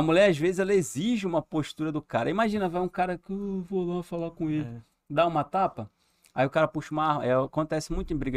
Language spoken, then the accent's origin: Portuguese; São Gonçalo, Rio de Janeiro, Brazil; Eu fui criado lá em São Gonçalo